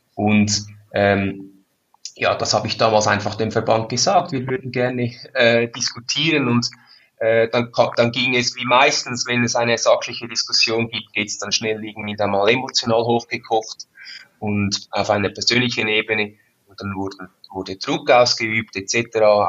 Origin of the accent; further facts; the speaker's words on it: Switzerland; ich bin ein stolzer Schweizer